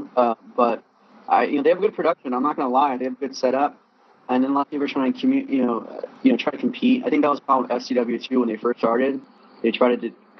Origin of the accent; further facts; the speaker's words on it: Riverside, California, United States; I'm from Riverside